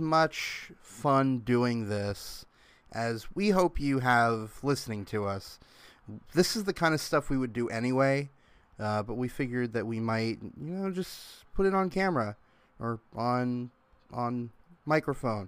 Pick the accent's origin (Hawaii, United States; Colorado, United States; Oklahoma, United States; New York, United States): Oklahoma, United States; Tulsa; moved away; also born or lived in Orlando; my hometown, Tulsa Oilers